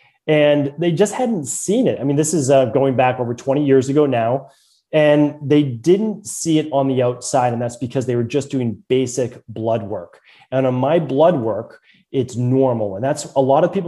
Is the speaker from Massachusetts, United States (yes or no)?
yes; Medford, Massachusetts, United States; accent: Boston; growing up in Medford, Massachusetts